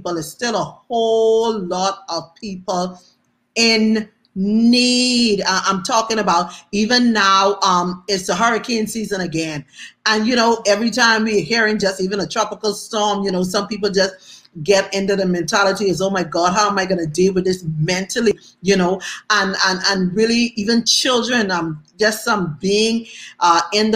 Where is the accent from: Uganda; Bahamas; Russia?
Bahamas; moved away; also born or lived in Atlanta; I was from the Bahamas